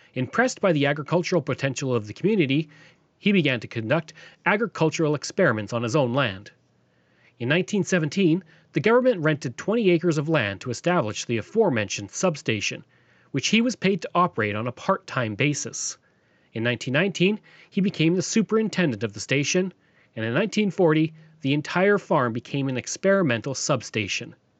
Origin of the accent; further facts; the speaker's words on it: Stony Plain, Alberta, Canada; I come from Stony Plain